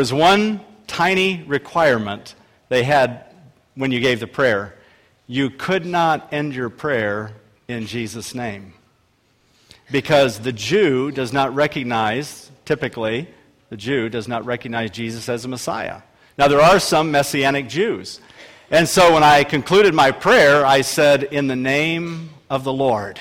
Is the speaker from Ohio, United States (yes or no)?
yes; Akron, Ohio, United States; I was a bread salesman in my hometown, Akron, Ohio